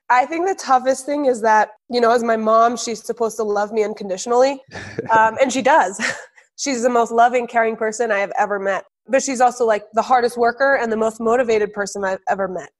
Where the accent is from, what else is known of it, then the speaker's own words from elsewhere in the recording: New Hampshire, United States; also born or lived in Colorado; I was born in Colorado. And then when I was seven, seven and a half, we all moved to New Hampshire.